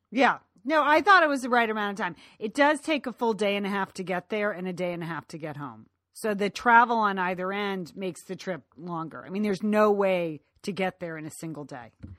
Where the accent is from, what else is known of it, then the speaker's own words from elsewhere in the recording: Ireland; as an Irish woman